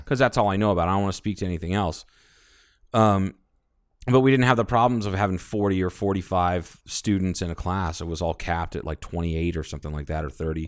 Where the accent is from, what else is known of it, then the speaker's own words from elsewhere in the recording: Ohio, United States; now in Kingman, United States; a high school conference that I was a part of when I grew up in Ohio